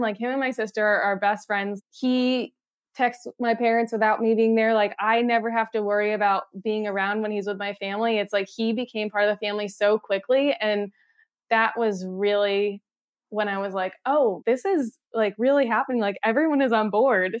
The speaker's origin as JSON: {"language": "English", "region": "Connecticut", "country": "United States", "also_born_or_lived": "Boston", "moved": "as an adult", "lives_now": "San Francisco, United States", "said": "I'm from Connecticut"}